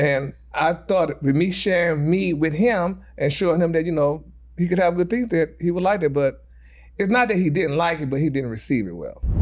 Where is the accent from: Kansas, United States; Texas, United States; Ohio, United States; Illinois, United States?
Texas, United States; moved away; my hometown 'cause I'm from Texas.